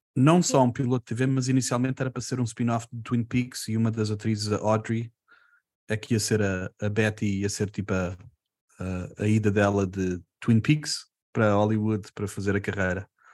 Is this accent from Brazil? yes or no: no; Portugal; somos portugueses